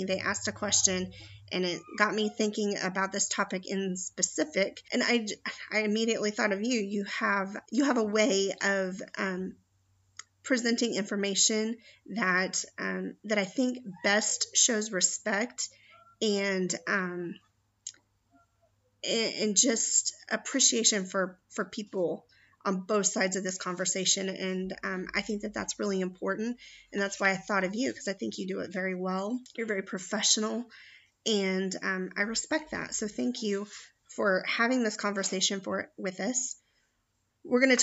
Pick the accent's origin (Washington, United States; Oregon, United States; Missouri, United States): Missouri, United States; Springfield; in my hometown of Springfield, Missouri